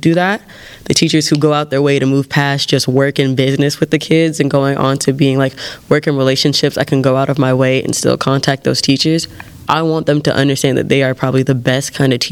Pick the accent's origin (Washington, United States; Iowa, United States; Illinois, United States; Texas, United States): Illinois, United States; Evanston; We're all from Evanston. We all grew up here.